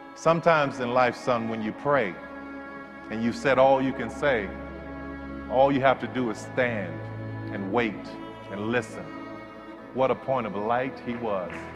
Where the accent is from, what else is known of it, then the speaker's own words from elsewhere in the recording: New Orleans, Louisiana, United States; I grew up in New Orleans